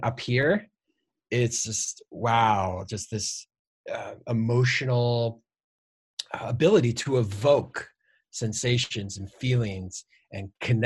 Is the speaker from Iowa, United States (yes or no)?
yes; Iowa, United States; I'm from Iowa and born and raised in the cornfields.